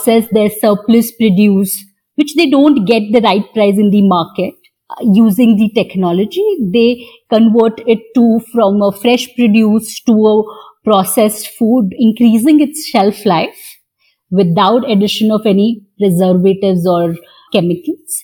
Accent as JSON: {"language": "English", "town": "Mumbai", "region": "Maharashtra", "country": "India", "tie": "born or raised there", "said": "I grew up in Bhabha Atomic Research Center"}